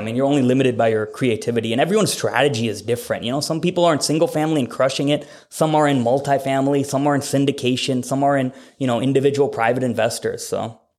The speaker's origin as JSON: {"language": "English", "town": "Fargo", "region": "North Dakota", "country": "United States", "moved": "yes", "lives_now": "Bennington, United States", "said": "I am from Fargo and the area code there is seven oh one, but I'm very local to Omaha. I live in Bennington."}